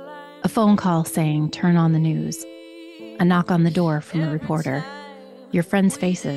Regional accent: Montoursville, Pennsylvania, United States; I was 17 when my hometown of Montoursville, Pennsylvania, lost 21 people in a plane crash.

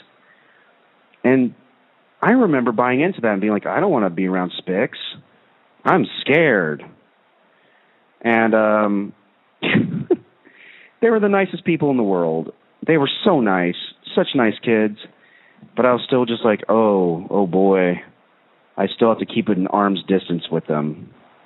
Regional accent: United States; I'm of Indian descent, but I was born and raised in America

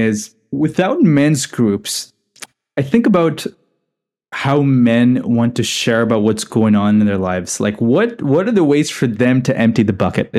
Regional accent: Dubai, United Arab Emirates; also born or lived in India; I'm not even from here, right? I grew up in Dubai in India.

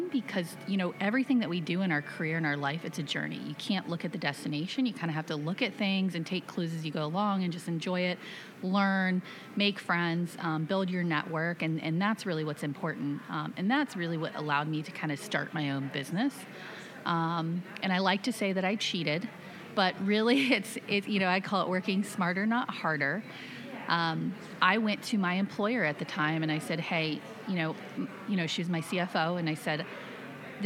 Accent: Plant City, Florida, United States; I grew up in Florida, in Plant City, very humble beginnings

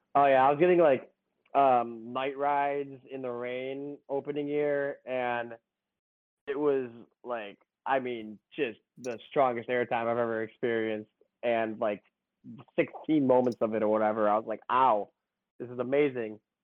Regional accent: Chicago, Illinois, United States; I'm from Chicagoland area, and I lived about a half hour from from Great America

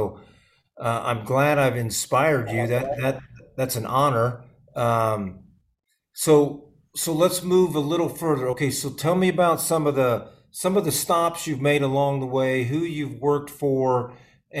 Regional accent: Midwest, United States; I grew up in the Midwest

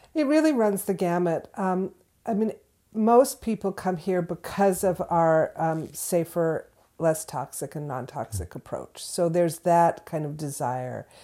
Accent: Southern California, United States; moved away as an adult; now in Florence, Massachusetts, United States; I'm originally from Southern California, so this is a long way from where I was born

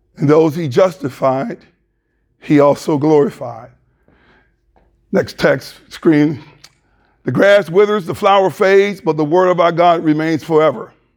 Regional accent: the South, United States; moved away; also born or lived in Michigan; I'm from the South, but I'm still trying to get reacclimated to the South

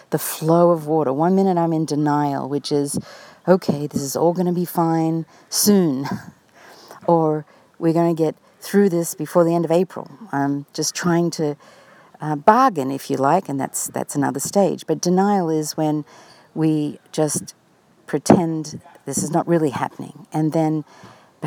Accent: Australia; now in United States; My own family in Australia, as many of you know, I am Australian, and that part of me is, of course, always a big part of me. And my family here in the United States

